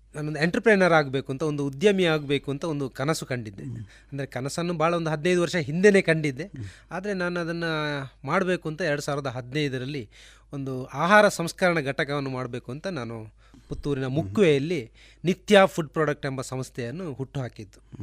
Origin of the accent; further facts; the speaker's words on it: Dakshina Kannada, Karnataka, India; ನಮ್ಮ ದಕ್ಷಿಣ ಕನ್ನಡದಲ್ಲಿ